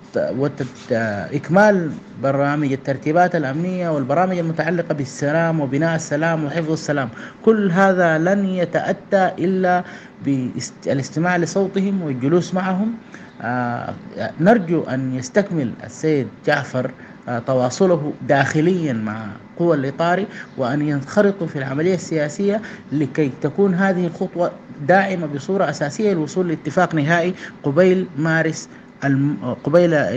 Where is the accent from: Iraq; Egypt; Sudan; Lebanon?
Sudan